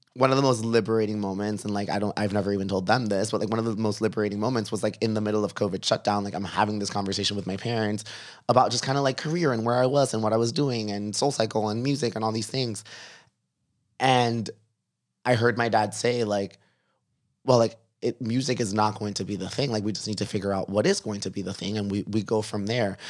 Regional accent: Miami, Florida, United States; I was from Miami and I had been a writer in Miami

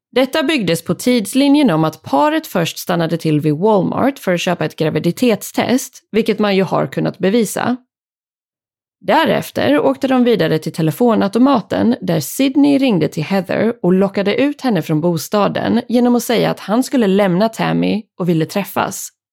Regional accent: Sweden; här hemma i Sverige

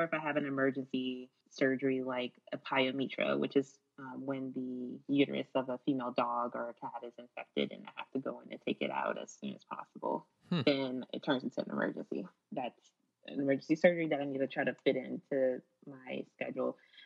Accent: Kenner, Louisiana, United States; now in Las Vegas, United States; I'm from Kendall, Louisiana. It's a part of the Greater New Orleans area

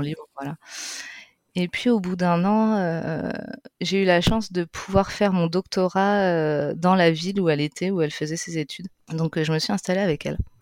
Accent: France; moved away as an adult; also born or lived in Spain

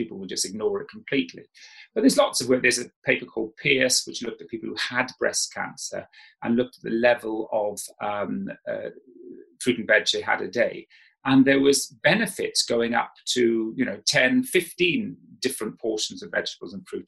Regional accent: South Wales, United Kingdom; moved away as an adult; when I grew up in South Wales

